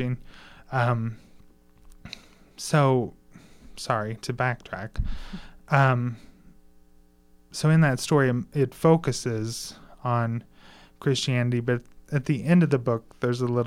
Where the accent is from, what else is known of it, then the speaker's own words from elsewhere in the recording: Mitchell, Indiana, United States; moved away as an adult; now in Bloomington, United States; where I grew up in Mitchell, there's only really one variety of religion.